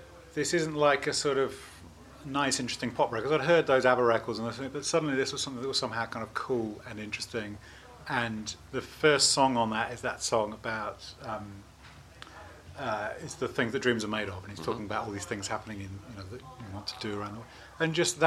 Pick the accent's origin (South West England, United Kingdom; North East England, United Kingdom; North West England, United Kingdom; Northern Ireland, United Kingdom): South West England, United Kingdom; Bristol; moved away as an adult; also born or lived in Oxford; I was born in Oxford, but grew up in Bristol. So I spent most of my time in Bristol